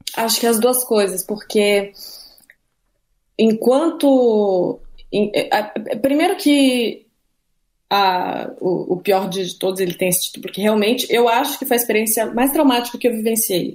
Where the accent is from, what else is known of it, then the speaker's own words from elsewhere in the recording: Santa Catarina, Brazil; moved away; also born or lived in Rio de Janeiro; Eu morava no Rio há um ano, cresci em Santa Catarina, uma cidade pequena